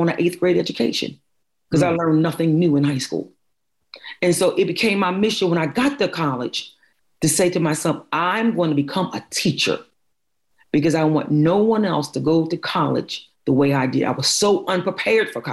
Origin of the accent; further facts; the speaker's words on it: Philadelphia, Pennsylvania, United States; I was born and raised in North Philadelphia